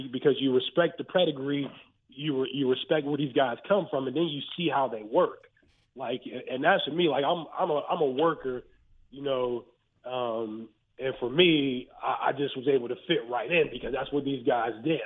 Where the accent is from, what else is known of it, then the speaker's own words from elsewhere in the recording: Western Pennsylvania, United States; I'm from Western Pennsylvania, and I and I grew up a Penn State fan